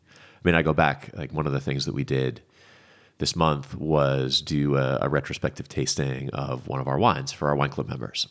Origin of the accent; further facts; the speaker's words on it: Vermont, United States; moved away as an adult; now in Paso Robles, United States; I grew up in Vermont.